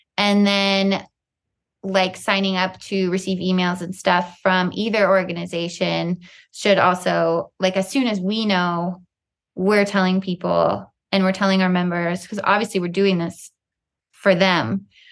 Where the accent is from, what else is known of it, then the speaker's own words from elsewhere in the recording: Colorado, United States; I grew up in the West. I grew up with the Rockies outside my bedroom window in Colorado